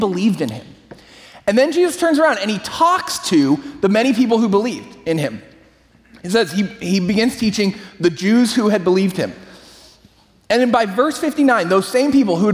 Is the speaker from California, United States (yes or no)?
yes; San Francisco Bay Area, California, United States; I grew up in the San Francisco Bay Area